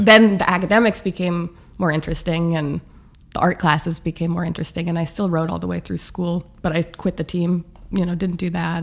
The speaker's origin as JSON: {"language": "English", "town": "Santa Monica", "region": "California", "country": "United States", "tie": "born or raised there", "moved": "yes", "lives_now": "New York, United States", "said": "I grew up in Santa Monica, which was like much sleepier"}